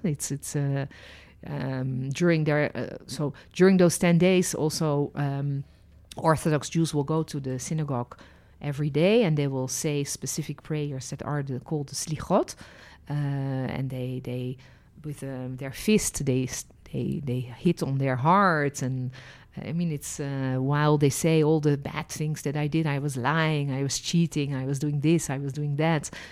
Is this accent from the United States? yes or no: no; Netherlands; also born or lived in France; now in Israel; I was born in Holland. then lived and worked as a licensed tour guide in France and ended my journey living and working in Israel.